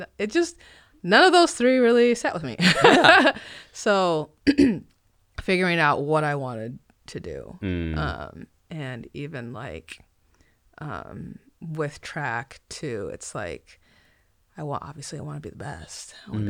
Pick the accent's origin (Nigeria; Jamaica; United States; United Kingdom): Nigeria; born there; So I mentioned I was born in Nigeria, so ethnically Nigerian